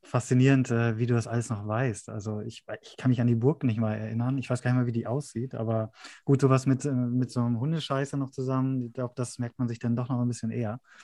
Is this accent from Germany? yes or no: yes; East Frisia, Lower Saxony, Germany